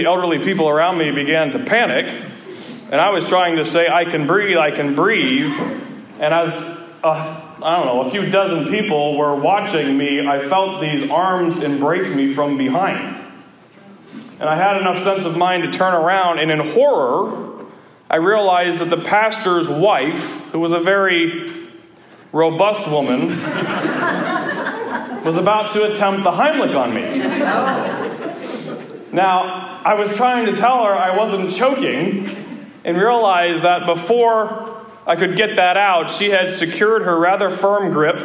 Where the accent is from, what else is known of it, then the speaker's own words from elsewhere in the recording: Erie, Pennsylvania, United States; We moved from the Missouri Synod Lutheran Church to a Methodist church in Erie, Pennsylvania